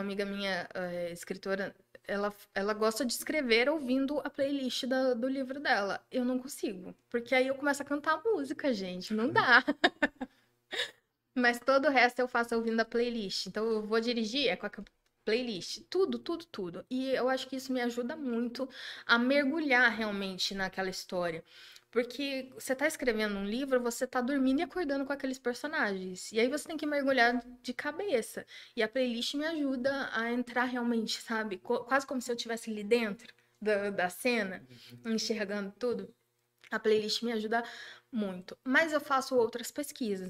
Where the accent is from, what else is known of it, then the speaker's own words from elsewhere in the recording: Juiz de Fora, Minas Gerais, Brazil; accent: mineiro; now in Jundiaí, Brazil; Eu sou de Juiz de Fora